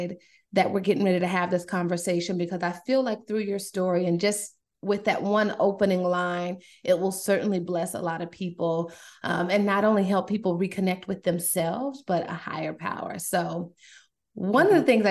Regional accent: Durham, North Carolina, United States; also born or lived in New York; I grew up in Durham, originally from New York, but I was raised in Durham

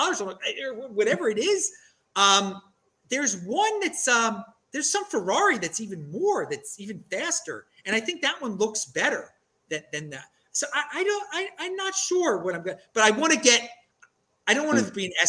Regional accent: Maryland, United States; now in Bowling Green, United States; I'm from Maryland

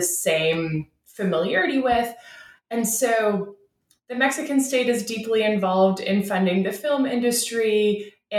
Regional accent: Ottawa, Ontario, Canada; my home in Canada. I'm from Ottawa, Canada's capital.

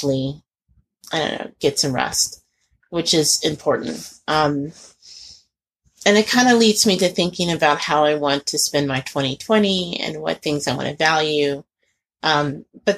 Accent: Indianapolis, Indiana, United States; growing up in Indianapolis

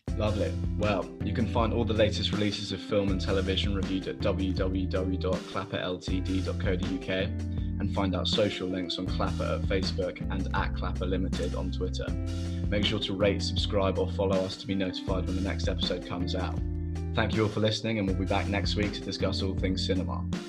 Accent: England, United Kingdom; as an Englishman

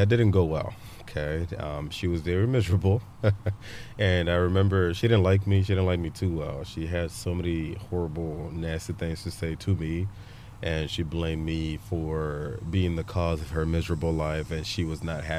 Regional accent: Aba, Abia, Nigeria; now in United States; I was born in a city called Aba. Aba is a city township in Abia State in the southeastern

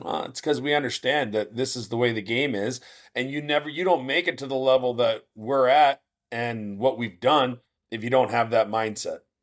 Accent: Moose Jaw, Saskatchewan, Canada; moved away; also born or lived in Minot, North Dakota; my hometown of Moose Jaw, Saskatchewan

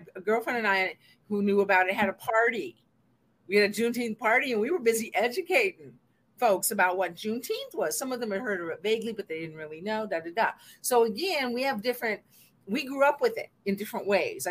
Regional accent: Seattle, Washington, United States; moved away as an adult; also born or lived in Atlanta / New Jersey; I grew up in Seattle.

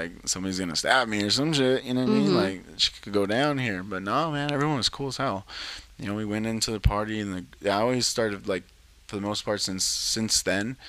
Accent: Pomona, California, United States; now in Los Angeles, United States; I grew up in Pomona

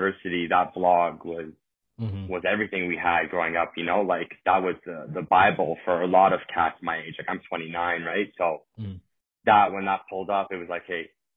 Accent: Toronto, Ontario, Canada; accent: Toronto accent; also born or lived in Italy / Spain; Born and raised in Toronto. I grew up basically my whole life here

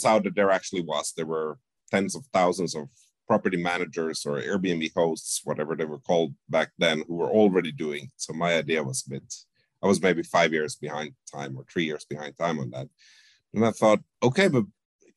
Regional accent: Finland; also born or lived in Sweden / Spain / Canada / Amsterdam; now in Toronto, Canada; I was born in Sweden, but grew up mostly in Finland

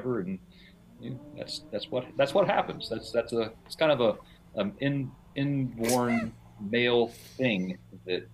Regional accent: West Virginia, United States; I grew up in West Virginia. West Virginia, it's very rural. So I grew up on a large farm

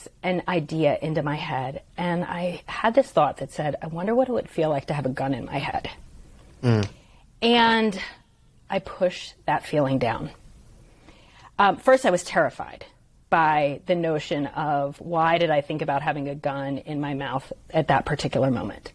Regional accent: Stone Harbor, New Jersey, United States; I grew up in Stone Harbor, New Jersey

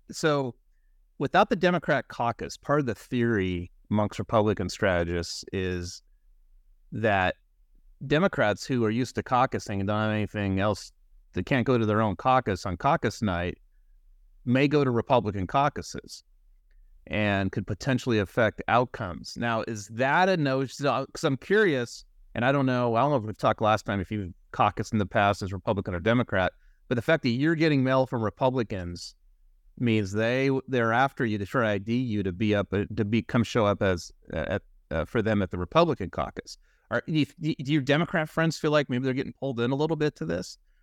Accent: California, United States; as a Californian

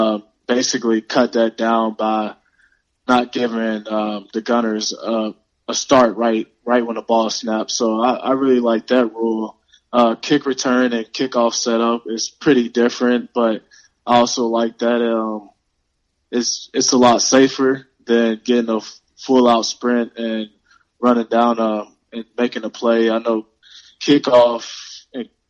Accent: Louisville, Kentucky, United States; moved away as an adult; now in Seattle, United States; I'm from Louisville, Kentucky

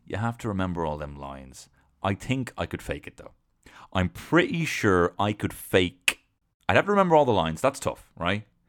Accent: Dublin, Leinster, Ireland; I'm from Dublin.

